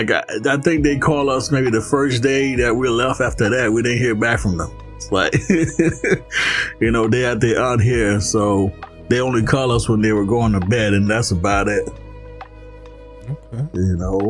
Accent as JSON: {"language": "English", "region": "Florida", "country": "United States", "tie": "born or raised there", "moved": "yes", "said": "I grew up in Florida."}